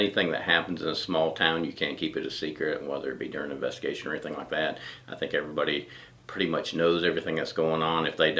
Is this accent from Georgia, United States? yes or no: yes; Elbert County, Georgia, United States; moved away as an adult; now in Iva, United States; Elbert County, Georgia, just across the lake from here.